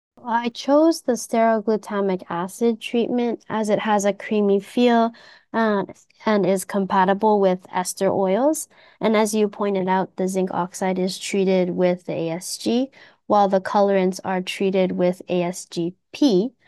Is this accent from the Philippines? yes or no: no; Canada; moved away as an adult; now in Japan; So I was born and raised in Canada, but I have been living in Japan for almost eight years